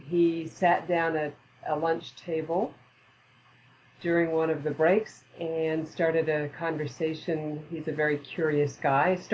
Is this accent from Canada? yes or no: yes; Canada; moved away as an adult; also born or lived in Edmonton, Canada / British Columbia, Canada / Saskatchewan, Canada / Ontario, Canada; now in United States; I was born in Edmonton, Alberta, Canada, and then went to a couple of different places in British Columbia, then to Saskatchewan, and then to Ontario. And at the age of 19, then came down to Ohio in the United States.